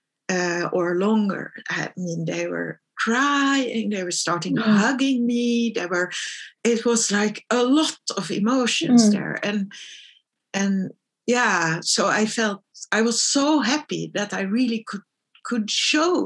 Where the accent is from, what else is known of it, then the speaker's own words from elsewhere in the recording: Netherlands; moved away as an adult; also born or lived in Stockholm, Sweden; I grew up in the Netherlands